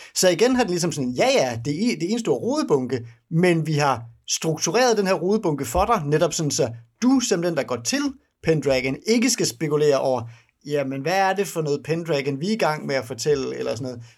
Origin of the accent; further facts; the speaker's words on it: Denmark; for mig som dansker